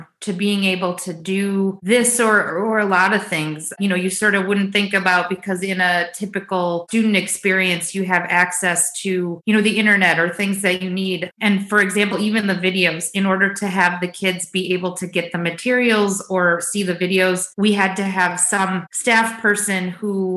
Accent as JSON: {"language": "English", "country": "United States", "said": "we are all American"}